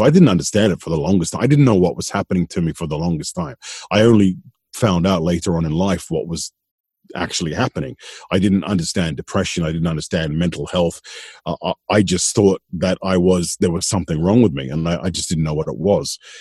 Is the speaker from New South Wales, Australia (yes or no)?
yes; Sydney, New South Wales, Australia; moved away as an adult; also born or lived in Tasmania; now in Malta; I was I was brought up in Sydney, in Sydney, Australia.